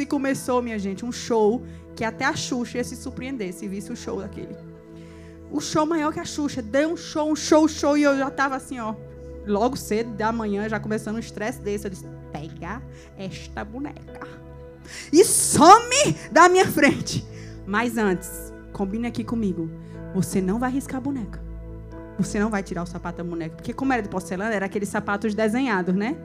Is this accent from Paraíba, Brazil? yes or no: yes; João Pessoa, Paraíba, Brazil; É Nordeste, uma Pessoa, Paraíba, da Gema